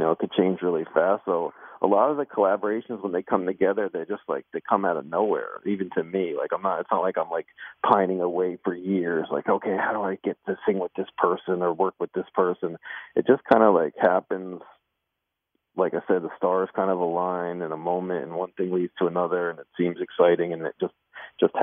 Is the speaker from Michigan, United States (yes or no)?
no; New Jersey, United States; I grew up in New Jersey.